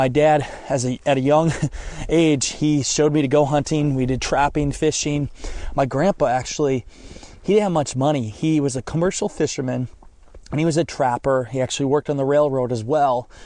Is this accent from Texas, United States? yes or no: no; Northeast Iowa, United States; moved away; I grew up in Northeast Iowa, and I grew up in a family that hunts